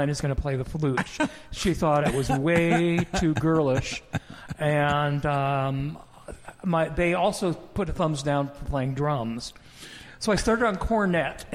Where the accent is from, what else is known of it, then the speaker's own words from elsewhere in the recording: Spokane, Washington, United States; I grew up in Spokane